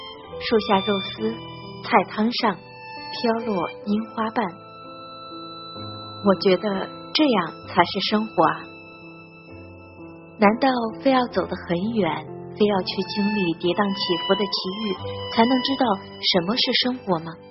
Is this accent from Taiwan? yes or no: no; Henan, China; moved away as an adult; now in Zhejiang, China; 我老家是在河南。我现在呢是在浙江这边上班，